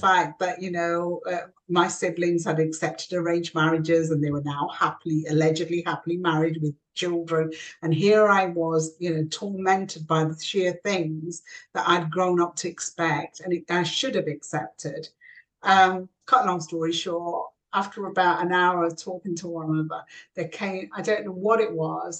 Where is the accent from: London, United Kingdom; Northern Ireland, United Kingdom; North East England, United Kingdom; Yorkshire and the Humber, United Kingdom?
Yorkshire and the Humber, United Kingdom; South Yorkshire mining village; also born or lived in Kashmir (ancestry); landed in a small South uh, Yorkshire mining village where we were the first Asian family uh, to, to, to, live